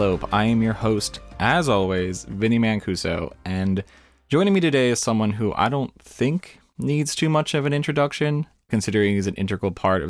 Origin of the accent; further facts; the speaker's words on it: New Brunswick, New Jersey, United States; I'm not in New Brunswick now, but I am from New Brunswick. Yeah. So I basically grew up on Rutgers